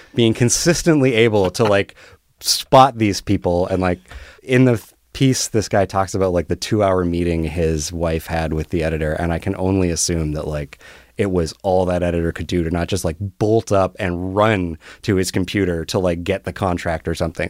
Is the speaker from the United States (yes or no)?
no; Canada; I'm cool and Canadian